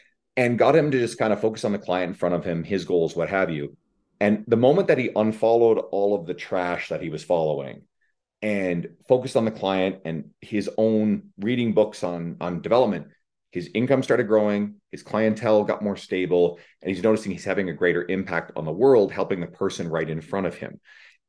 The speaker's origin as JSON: {"language": "English", "country": "Canada", "said": "I'm Canadian."}